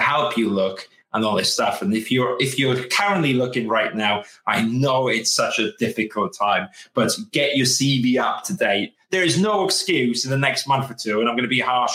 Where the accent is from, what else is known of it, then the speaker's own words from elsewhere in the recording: United Kingdom; we're British.